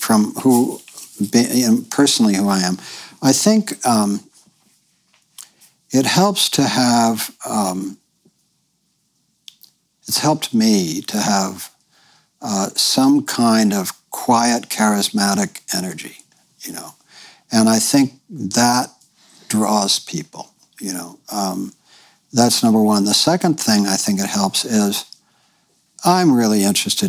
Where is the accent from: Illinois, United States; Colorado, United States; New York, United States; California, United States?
New York, United States; moved away as an adult; now in Bolinas, United States; I grew up in New York, in the New York intelligentsia